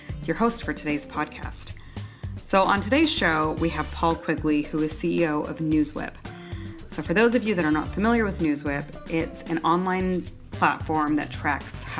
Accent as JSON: {"language": "English", "town": "San Francisco", "region": "California", "country": "United States", "said": "I'm from San Francisco"}